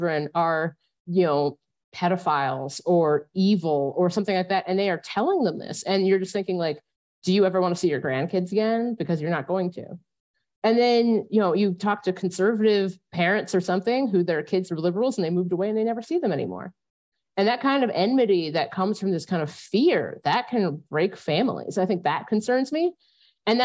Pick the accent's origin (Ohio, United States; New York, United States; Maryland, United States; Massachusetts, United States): Ohio, United States; I grew up in Ohio